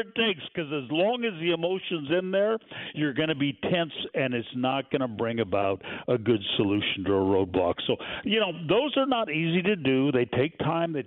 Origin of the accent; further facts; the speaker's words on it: Pacific Northwest, United States; moved away; I grew up in the Pacific Northwest